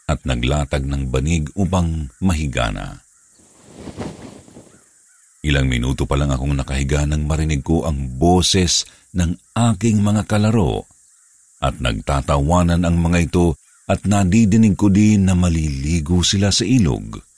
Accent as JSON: {"language": "Tagalog", "region": "Central Luzon", "country": "Philippines", "tie": "born or raised there", "lives_now": "Makati, Philippines", "said": "tubong Bulacan, at kasalukuyang nakatira dito sa Kumembo, Makati."}